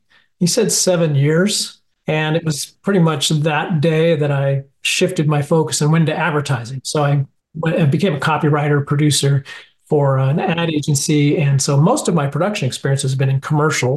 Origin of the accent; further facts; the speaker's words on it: Los Angeles, California, United States; I grew up in the Hollywood, you know, atmosphere